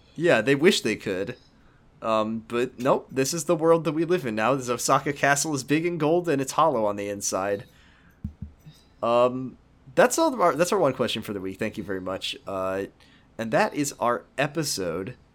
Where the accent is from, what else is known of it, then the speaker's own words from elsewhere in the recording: Seattle, Washington, United States; 'cause that's where I'm from, is, I'm from Seattle